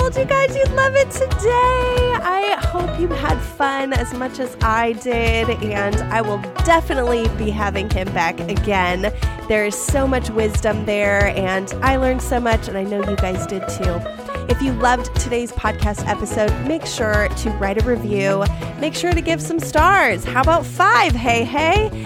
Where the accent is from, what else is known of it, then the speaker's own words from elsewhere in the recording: United States; I am so American